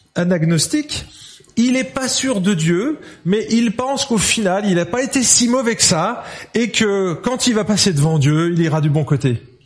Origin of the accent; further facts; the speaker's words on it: Lyon, Auvergne-Rhône-Alpes, France; je suis lyonnais